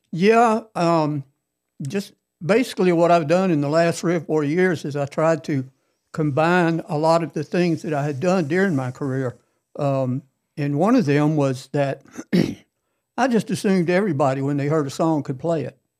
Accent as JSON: {"language": "English", "area": "Cherokee Heights", "region": "Georgia", "country": "United States", "said": "I'm from Cherokee Heights"}